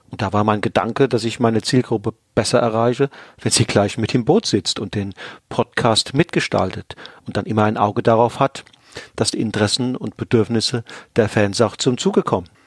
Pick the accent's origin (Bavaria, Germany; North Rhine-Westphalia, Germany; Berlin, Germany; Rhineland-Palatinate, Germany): Rhineland-Palatinate, Germany; Aufgewachsen bin ich im Westerwald, nördlich von Limburg in einer bäuerlichen Familie.